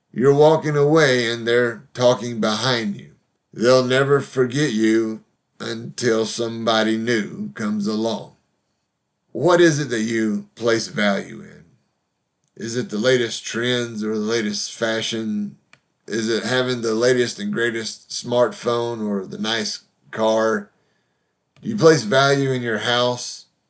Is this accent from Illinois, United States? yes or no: no; Huntsville, Alabama, United States; moved away; my hometown in Huntsville, Alabama